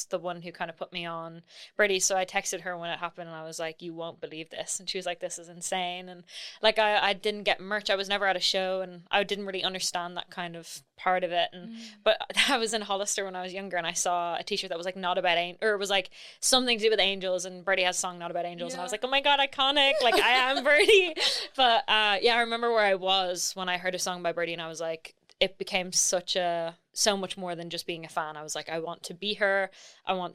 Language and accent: English; Ireland; moved away as an adult; now in London, United Kingdom; I'm from Ireland, but I live in London. I've been here for almost 2 years